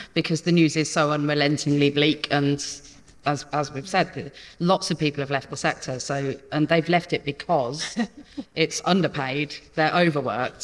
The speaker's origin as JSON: {"language": "English", "town": "Peterborough", "region": "East of England", "country": "United Kingdom", "said": "I'm from Peterborough"}